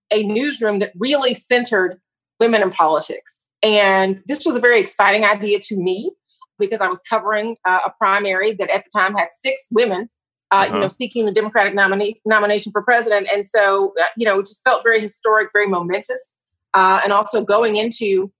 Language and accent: English; Atlanta, Georgia, United States; moved away as an adult; now in Philadelphia, United States; I'm from Atlanta and got my start in the Black press in Atlanta at the Atlanta Daily World